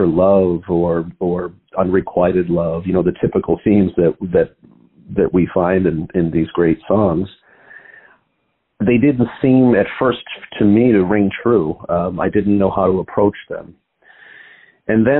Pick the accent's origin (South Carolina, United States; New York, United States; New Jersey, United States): New York, United States; Buffalo; moved away as an adult; now in Chicago, United States; I grew up in Buffalo, New York